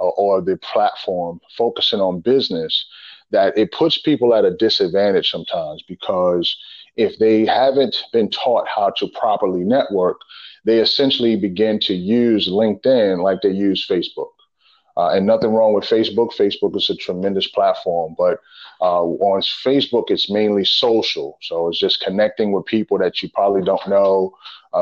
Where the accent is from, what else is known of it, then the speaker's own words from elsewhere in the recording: New York City, New York, United States; moved away as an adult; now in Richmond, United States; I'm originally from the Bronx, New York, and I grew up in a single parent home.